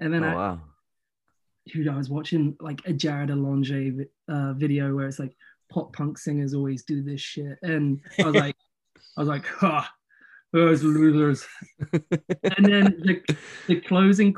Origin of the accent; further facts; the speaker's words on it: the South of England, United Kingdom; from a similar area. We're both from the South.